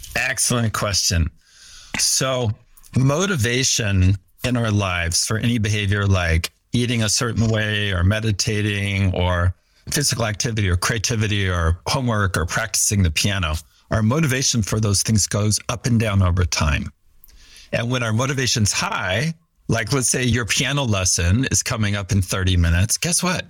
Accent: Fresno, California, United States; also born or lived in Maui, Hawaii; I grew up in Fresno, California, and worked pretty hard in school

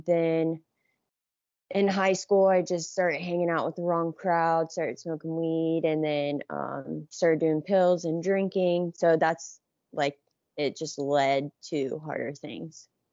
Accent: Johnstown, Ohio, United States; I grew up in Johnstown, which is, like, forty m, forty minutes from downtown Columbus.

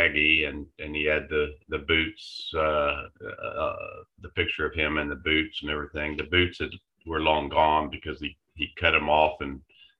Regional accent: San Antonio, Texas, United States; I grew up on the south side of San Antonio, and meaning the southeast side of San Antonio.

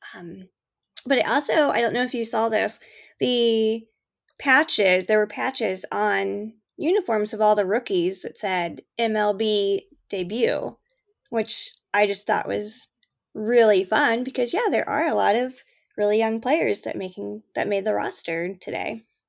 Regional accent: Canada

